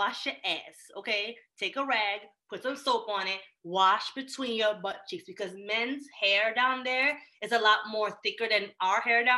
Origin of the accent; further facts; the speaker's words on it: Jamaica; moved away; I grew up in Jamaica